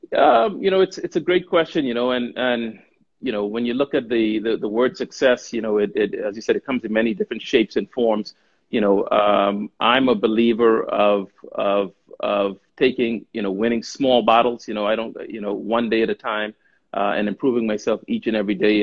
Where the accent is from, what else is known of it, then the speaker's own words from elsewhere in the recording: Bahamas; moved away as an adult; also born or lived in United States / Czech Republic / Romania / United Kingdom; born and raised in the Bahamas